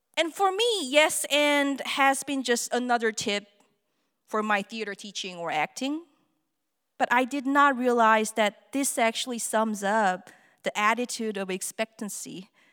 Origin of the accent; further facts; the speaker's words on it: South Korea; English is a second language; moved away as an adult; now in Arizona, United States; I'm from Korea.